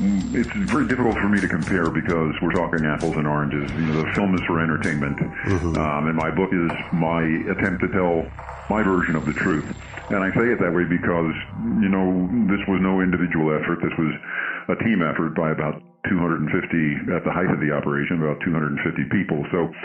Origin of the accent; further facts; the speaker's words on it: New York, United States; So I'm originally from New York.